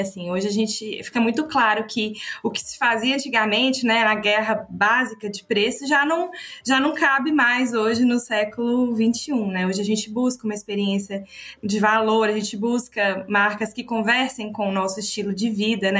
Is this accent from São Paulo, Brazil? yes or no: no; Minas Gerais, Brazil; accent: mineiro; representando, né, Minas, com esse sotaque assim bem característico, representando Minas aqui com vocês